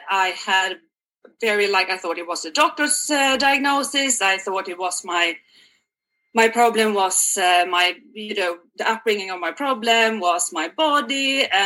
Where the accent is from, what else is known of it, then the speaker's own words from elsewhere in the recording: Sweden; moved away as an adult; now in Canada; I'm originally from Sweden, and I have lived abroad for the past uh, 10 years yeah. in uh, three different countries, believe it or not. Last but not the least one, I hope, is Canada.